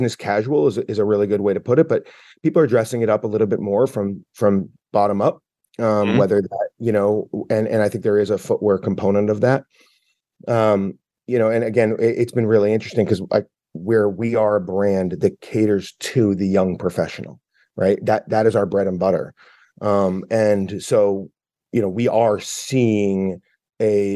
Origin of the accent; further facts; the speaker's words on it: Boston, Massachusetts, United States; I'm from the Boston area. So I grew up with New Balance